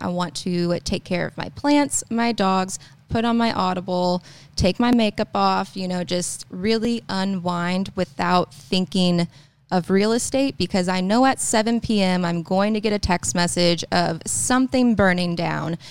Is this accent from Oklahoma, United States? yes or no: yes; Tulsa, Oklahoma, United States; moved away as an adult; also born or lived in Poteau, Oklahoma; now in Tahlequah, United States; I'm not from there. I'm from Tulsa, like, small town.